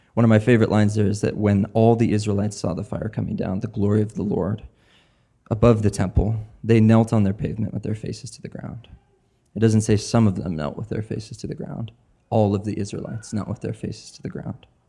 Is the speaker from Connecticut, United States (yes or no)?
no; Spokane, Washington, United States; now in Portland, Maine, United States; I grew up in Spokane. I lived here for about fifteen years.